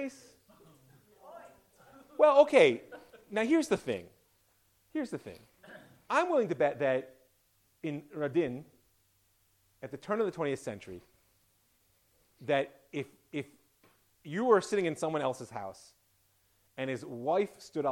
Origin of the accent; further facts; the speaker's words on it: United States; being an American